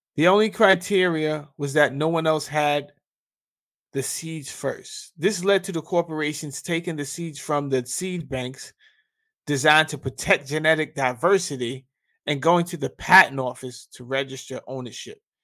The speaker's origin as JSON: {"language": "English", "region": "New York", "country": "United States", "tie": "born or raised there", "said": "I grew up in New York"}